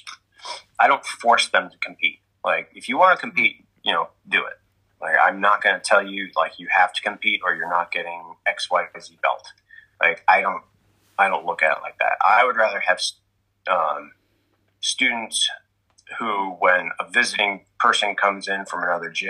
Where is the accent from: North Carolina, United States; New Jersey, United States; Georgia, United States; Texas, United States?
New Jersey, United States; I grew up in New Jersey